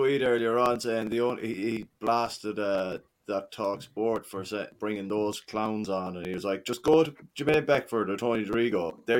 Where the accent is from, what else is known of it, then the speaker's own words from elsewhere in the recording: Scotland, United Kingdom; accent: Glaswegian; I'm Scottish